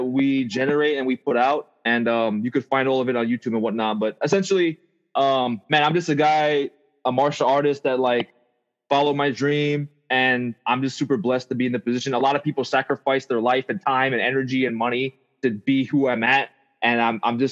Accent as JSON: {"language": "English", "town": "Pearl City", "region": "Hawaii", "country": "United States", "tie": "born or raised there", "also_born_or_lived": "Bay Area", "moved": "as an adult", "lives_now": "Portland, United States", "said": "I'm from Pearl City, Oahu, Hawaii. It's a small town."}